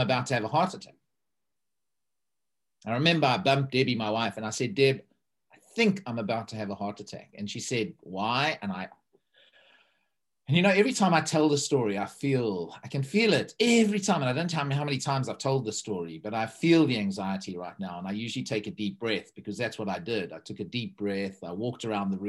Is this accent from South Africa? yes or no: yes; South Africa; now in East Horsley, United Kingdom; a South African who lives in a little village in Surrey in East Horsley.